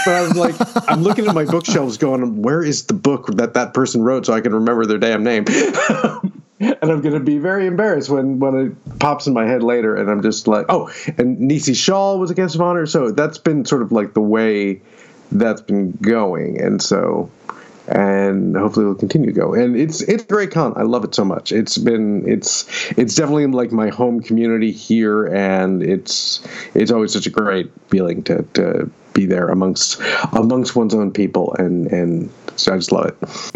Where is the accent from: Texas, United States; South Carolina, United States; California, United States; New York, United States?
New York, United States; Syracuse; moved away as an adult; also born or lived in Pennsylvania; now in Austin, United States; I grew up just outside of Syracuse